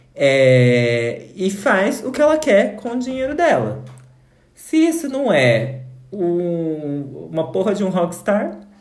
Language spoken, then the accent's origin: Portuguese; Brazil